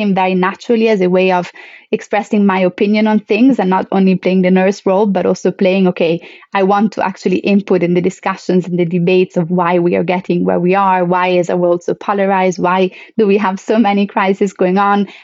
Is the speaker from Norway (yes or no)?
no; Italy; moved away; my home country